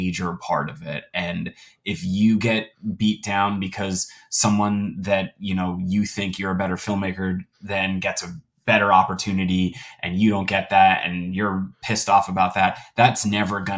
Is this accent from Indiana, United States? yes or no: no; New Jersey, United States; I'm from New Jersey